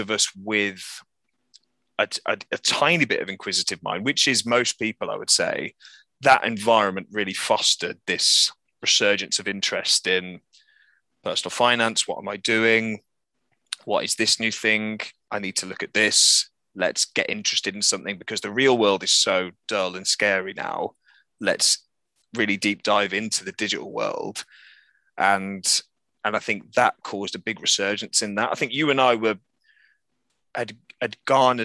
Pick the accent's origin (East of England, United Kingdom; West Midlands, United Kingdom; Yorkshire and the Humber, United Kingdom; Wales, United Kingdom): West Midlands, United Kingdom; Birmingham; now in Bristol, United Kingdom; I'm from Birmingham as well, where Mike and I met. I now live in Bristol